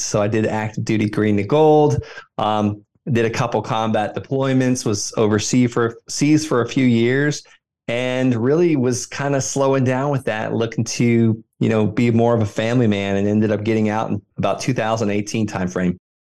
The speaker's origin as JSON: {"language": "English", "region": "Florida", "country": "United States", "tie": "born or raised there", "also_born_or_lived": "Fort Carson, Colorado", "moved": "yes", "said": "I invest right where I grew up in Florida"}